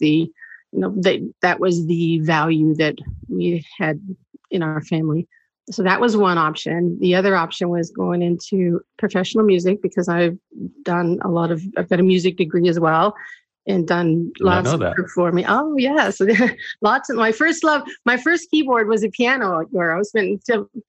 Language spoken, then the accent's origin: English; Saskatchewan, Canada; moved away as an adult; also born or lived in United States; I'm born in the States, but at age 10, we moved to Saskatchewan